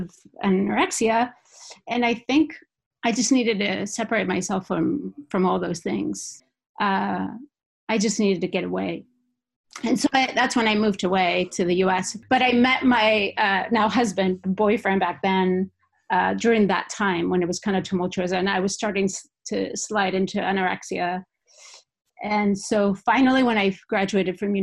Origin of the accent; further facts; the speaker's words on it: Basque Country, Spain; English is a second language; moved away as an adult; now in Seattle, United States; I moved away from the Basque Country